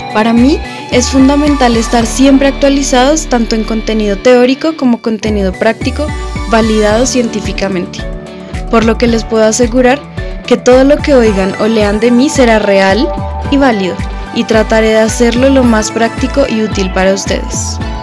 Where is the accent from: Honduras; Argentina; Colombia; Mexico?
Colombia